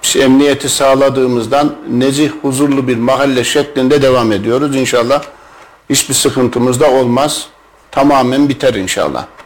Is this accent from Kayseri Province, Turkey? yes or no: yes; Kayseri Province, Turkey; bin dokuz yüz altmış dört Kayseri doğumluyum.